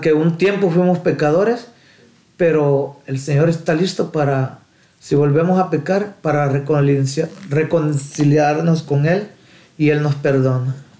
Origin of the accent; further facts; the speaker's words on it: El Salvador; moved away; nací en El Salvador